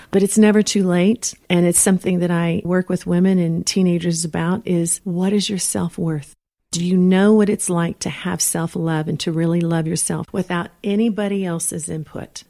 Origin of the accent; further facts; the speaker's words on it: Texas, United States; moved away; also born or lived in Los Angeles; I'm from Texas